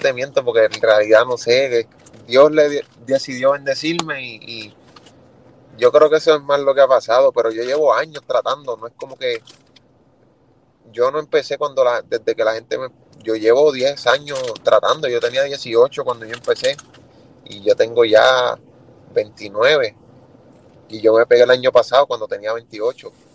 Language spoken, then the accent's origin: Spanish; Juana Díaz, Puerto Rico; moved away as an adult; also born or lived in Philadelphia, Pennsylvania / Ponce, Puerto Rico / Orlando, Florida / Kissimmee, Florida; Yo soy de Juanadía, Puerto Rico, pero empecé a grabar y escribir mis primeros temas en Ponce